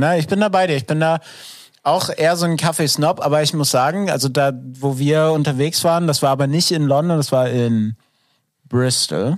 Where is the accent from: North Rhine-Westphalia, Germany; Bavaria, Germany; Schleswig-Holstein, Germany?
Schleswig-Holstein, Germany; Glücksburg; Glücksburg, so. ähm, meine Heimat